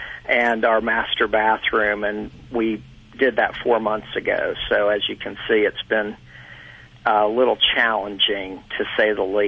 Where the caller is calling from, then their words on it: Atlanta, Georgia, United States; From Atlanta, Georgia.